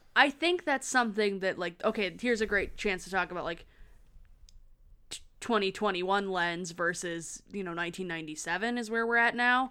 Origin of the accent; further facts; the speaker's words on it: Lansing, Michigan, United States; Lansing. Shout out, my hometown.